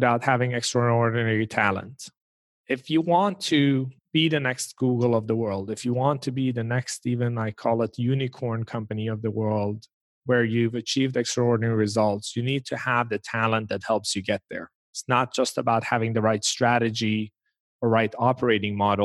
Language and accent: English; Sweden; moved away; when I was growing up in Sweden